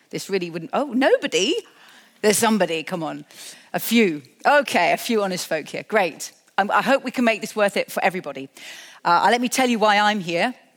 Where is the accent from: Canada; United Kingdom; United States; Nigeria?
United Kingdom; I'm a British person